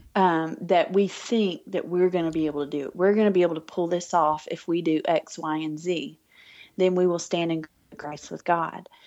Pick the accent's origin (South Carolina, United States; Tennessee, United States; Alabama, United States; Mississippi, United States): Alabama, United States; moved away as an adult; now in Arkansas, United States; I'm from Alabama originally, and I grew up with a life centered around church and around family